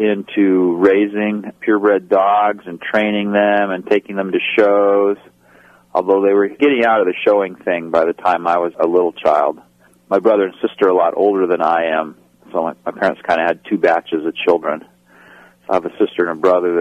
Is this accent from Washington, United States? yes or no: yes; Yakima, Washington, United States; I grew up in Yakima, Washington, which is in the central part of Washington State on the east side of the Cascades